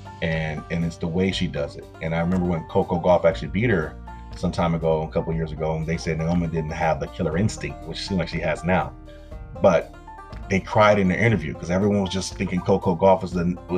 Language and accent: English; Compton, California, United States; I grew up in Compton